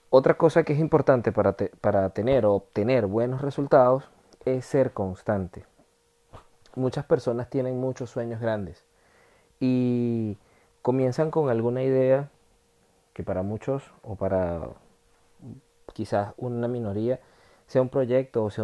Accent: Venezuela; accent: Venezuelan; now in France; siempre voy a tener mi acento latino o venezolano, pero lo domino bastante bien en comparación a cuando yo llegué acá a Francia hace tres años y medio

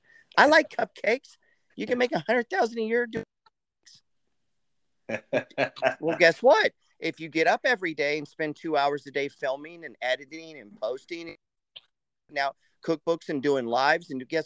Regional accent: United States; I'm from the New Jersey, that New York area too.

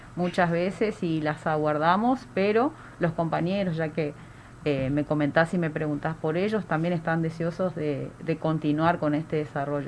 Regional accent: Barranqueras, Chaco, Argentina; Yo amo mi ciudad Barranqueras como mi puerto

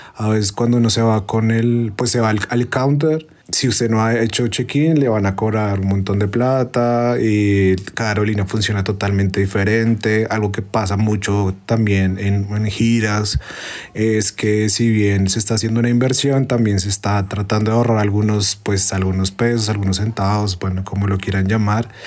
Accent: Colombia; como colombianos, no tenemos ingreso

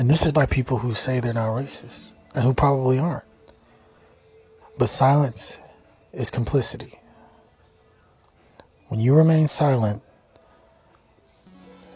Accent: Kansas City, Missouri, United States; I'm from Kansas City

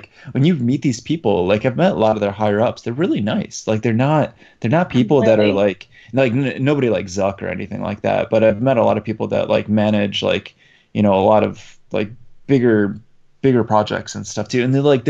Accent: Poland; moved away; I'm originally from Poland

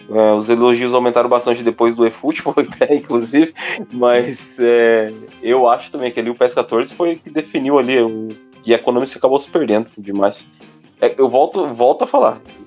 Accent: Brazil; a gente é brasileiro

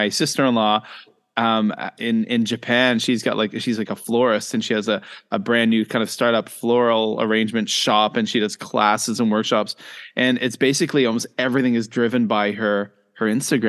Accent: Louisbourg, Nova Scotia, Canada; Maybe that's because I grew up in Lewisburg with my parents being employees of the Fortress of Lewisburg National Historic Park, all tourism stuff.

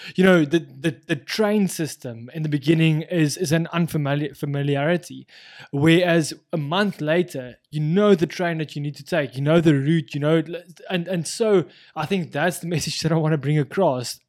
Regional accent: South Africa; moved away; as any South African

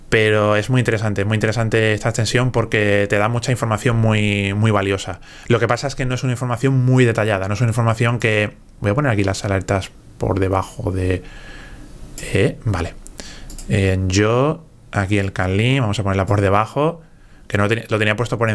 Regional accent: Galicia, Spain; no quiero demostrarte nada. si soy gallego.

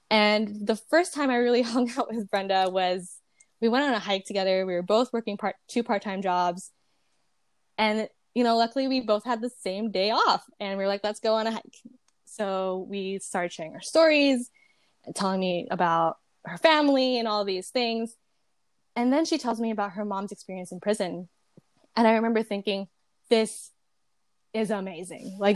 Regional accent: Jersey City, New Jersey, United States; moved away as an adult; now in California, United States; I am born and raised in Jersey City, New Jersey. Um, and I'm not from California, but I moved here after high school.

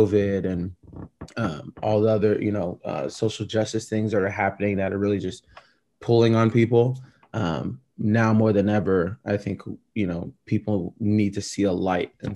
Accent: Oregon, United States; also born or lived in Japan; growing up in Oregon

